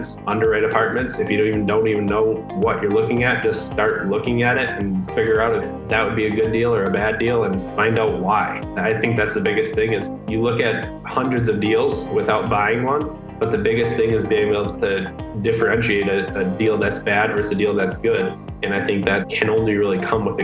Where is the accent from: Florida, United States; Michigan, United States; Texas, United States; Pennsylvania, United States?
Michigan, United States; Metro Detroit; I grew up in Michigan, Metro Detroit, like half hour, 20 minutes north of Ann Arbor.